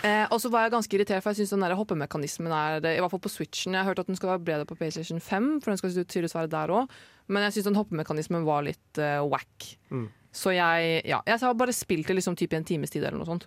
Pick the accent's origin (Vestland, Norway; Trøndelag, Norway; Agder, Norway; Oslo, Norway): Oslo, Norway; now in Trondheim, Norway; jeg har jo vært hjemme i Oslo i sommer